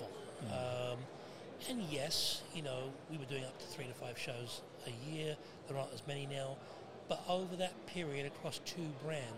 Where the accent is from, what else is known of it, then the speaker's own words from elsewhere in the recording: United Kingdom; now in Canada; I'm British, I'm from here, but moved and made Canada home 41 years ago